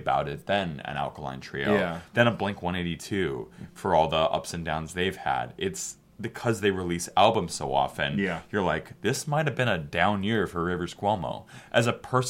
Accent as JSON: {"language": "English", "town": "Chicago", "region": "Illinois", "country": "United States", "said": "I'm from Chicago"}